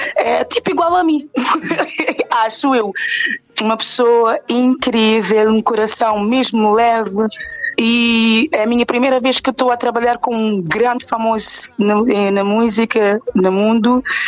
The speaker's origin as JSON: {"language": "Portuguese", "country": "Cape Verde", "said": "a minha, a minha terra, Cabo Verde"}